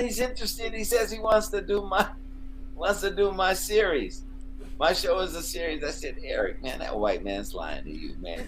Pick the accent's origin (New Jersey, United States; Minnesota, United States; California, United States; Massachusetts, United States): California, United States; Oakland; moved away as an adult; also born or lived in Los Angeles; I'm from Oakland." And uh, I came down here to LA.